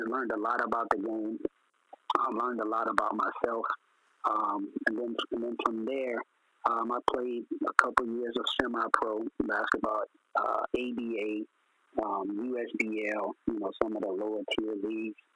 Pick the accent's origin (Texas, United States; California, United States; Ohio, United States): Texas, United States; Port Arthur; I grew up in Port Arthur, Texas, like you said. Yeah. Um, I went to Port Arthur Lincoln High School.